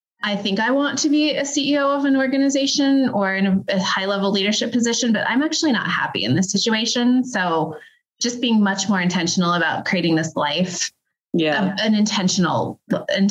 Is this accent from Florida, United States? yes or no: no; Denver, Colorado, United States; I grew up in the Denver metro area